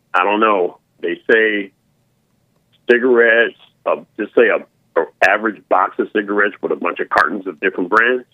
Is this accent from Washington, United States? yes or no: no; San Francisco, California, United States; growing up in San Francisco